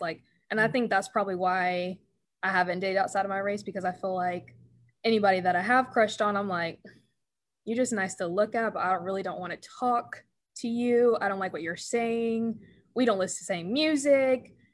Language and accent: English; Paulding County, Georgia, United States; in the south and especially where I was growing up in Paulding County